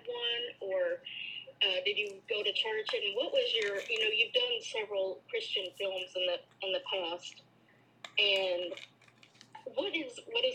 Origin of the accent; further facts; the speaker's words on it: Oklahoma, United States; accent: southern; I'm from Oklahoma.